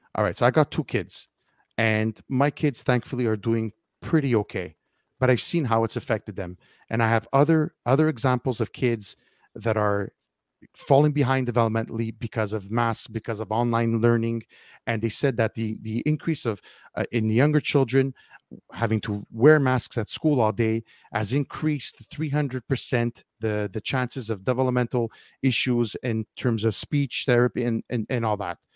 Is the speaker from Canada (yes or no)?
yes; Montreal, Quebec, Canada; I'm from Montreal